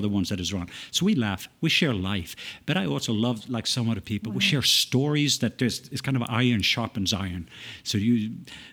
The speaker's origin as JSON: {"language": "English", "country": "Norway", "tie": "born or raised there", "also_born_or_lived": "United States", "moved": "yes", "lives_now": "Atlanta, United States", "said": "I was born in Norway, raised, lived in several places there, as well as in the stateside."}